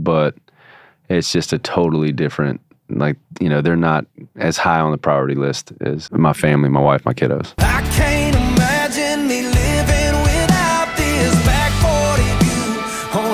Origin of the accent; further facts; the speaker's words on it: Shreveport, Louisiana, United States; also born or lived in Bossier City, Louisiana; now in Nashville, United States; kind of my hometown. We've always said Shreveport, Bossier. I was born in Shreveport.